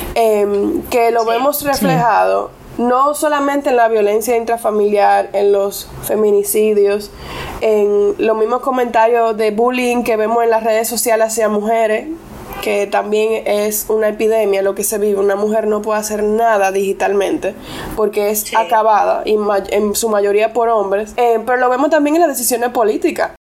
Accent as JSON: {"language": "Spanish", "town": "Costámbar", "region": "Puerto Plata", "country": "Dominican Republic", "tie": "born or raised there", "first_language": "English", "second_language": "Spanish", "said": "yo me crié en Costámbara, en Puerto Plata"}